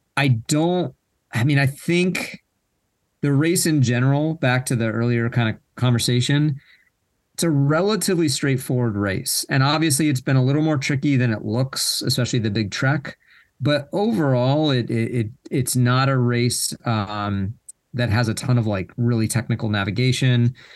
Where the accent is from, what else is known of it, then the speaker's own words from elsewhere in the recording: United States; as an American